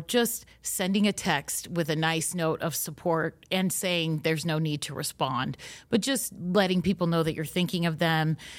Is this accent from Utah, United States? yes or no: yes; Utah, United States; we're from Utah, so most of our experiences are related to the L D S faith and are rooted in our local traditions here